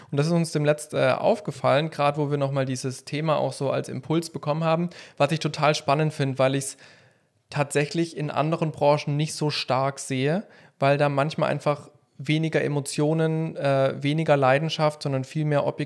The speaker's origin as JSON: {"language": "German", "country": "Germany", "said": "Ja, ich als Produzent bin auch ein Deutscher."}